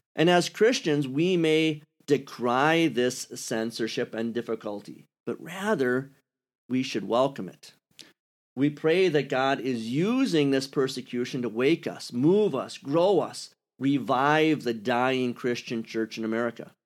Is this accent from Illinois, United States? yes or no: no; Wisconsin, United States; accent: Wisconsin; moved away; also born or lived in Kentucky; I sound like I'm from Wisconsin